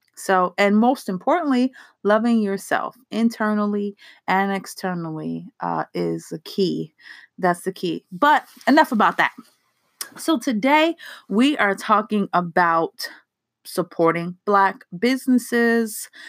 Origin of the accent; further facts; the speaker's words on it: East Coast, United States; I'm from the East Coast where there are so many soulful restaurants